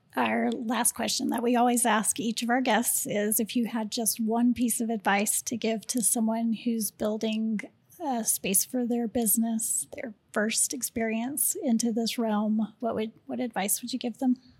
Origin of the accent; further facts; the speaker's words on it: Houston, Texas, United States; moved away; I'm from Houston